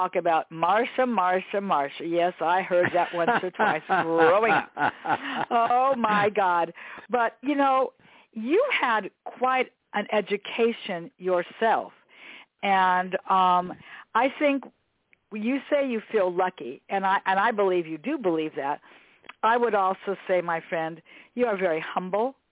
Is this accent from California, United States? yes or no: yes; Los Angeles, California, United States; I was born and raised here in Westchester, just three blocks from LMU